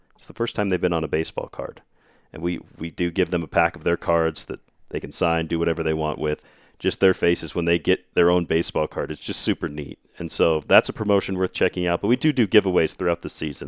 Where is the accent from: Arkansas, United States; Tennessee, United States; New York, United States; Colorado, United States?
Colorado, United States; Arvada; now in Grand Junction, United States; I'm from the Denver area, Arvada